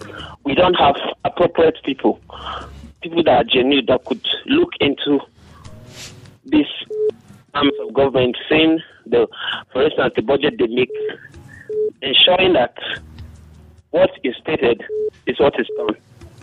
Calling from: Jos, Plateau, Nigeria; calling from Rayfield.

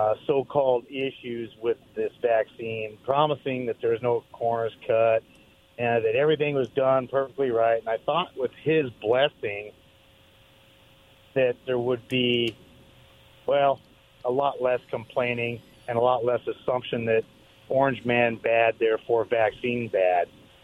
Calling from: Richland, United States; … from Richland.

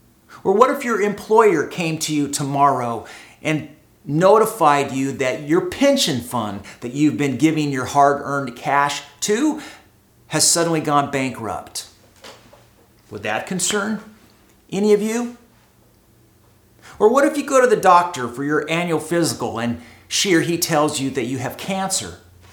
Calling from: Costa Mesa, California, United States; I am broadcasting from Costa Mesa, California, from my living room here in our home.

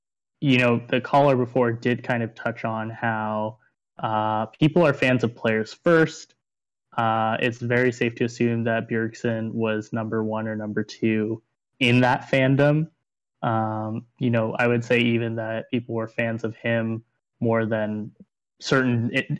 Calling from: Los Angeles, California, United States; I am here in not so sunny Los Angeles.

